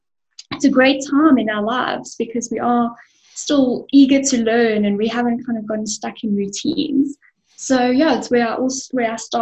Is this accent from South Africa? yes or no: yes; Benoni, Gauteng, South Africa; So I'm an East Rand baby. I was born in Benoni, and I still live and work in Benoni.